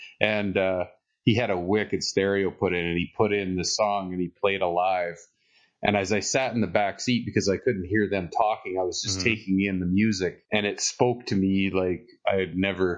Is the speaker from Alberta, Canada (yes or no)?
yes; Hinton, Alberta, Canada; it was in my hometown, Hinton, Alberta, and there's a valley and the hill. Used to be two towns combined into one.